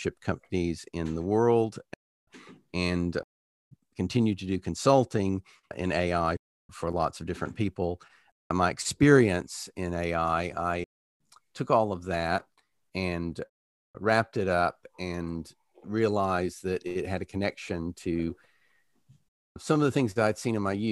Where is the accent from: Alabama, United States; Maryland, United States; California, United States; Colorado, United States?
Alabama, United States; moved away as an adult; now in United Kingdom; I grew up in Alabama during anti-segregation busing, then went to the University of Alabama